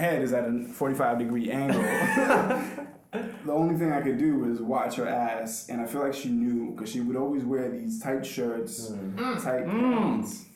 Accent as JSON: {"language": "English", "country": "Cape Verde", "moved": "yes", "said": "if you go to my home country, there's a lot of that."}